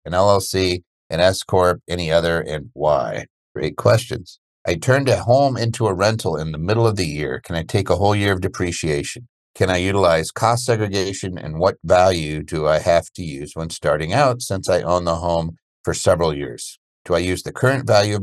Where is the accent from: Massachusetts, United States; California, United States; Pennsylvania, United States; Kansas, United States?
Pennsylvania, United States; Media; I grew up in Media, Pennsylvania, outside of Philly